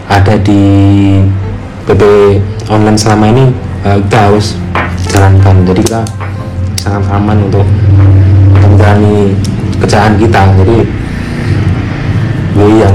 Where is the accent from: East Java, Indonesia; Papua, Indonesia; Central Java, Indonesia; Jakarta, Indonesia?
Central Java, Indonesia; Klaten; born there; saya lahir di Klaten tinggalnya di kampung jadi rumah saya kan uh, alhamdulillah di, rumah yang gede